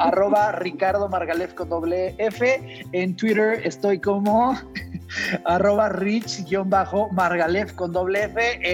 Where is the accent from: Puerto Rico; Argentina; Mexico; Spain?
Mexico; somos mexicanos